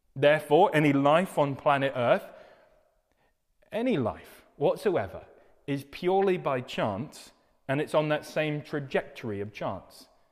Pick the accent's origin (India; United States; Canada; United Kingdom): United Kingdom